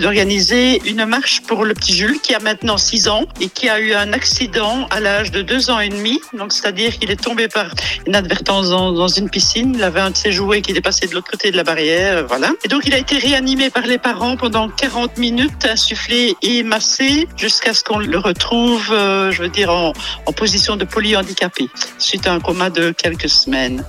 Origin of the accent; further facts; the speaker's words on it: Vielsalm, Wallonia, Belgium; je suis native de Bèche